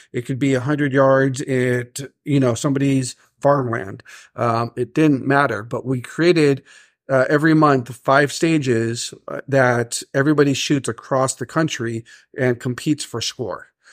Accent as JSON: {"language": "English", "region": "California", "country": "United States", "tie": "born or raised there", "said": "a company called U S Optics, which used to be based here in California, um, actually in my hometown where I grew up"}